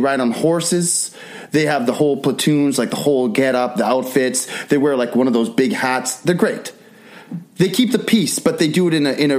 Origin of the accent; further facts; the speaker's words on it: Vancouver, British Columbia, Canada; born and bred in Vancouver, Canada.